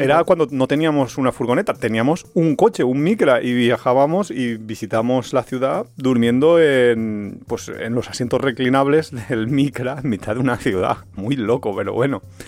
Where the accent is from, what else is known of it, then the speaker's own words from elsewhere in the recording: Valencia, Valencian Community, Spain; somos de Valencia, somos muy paletos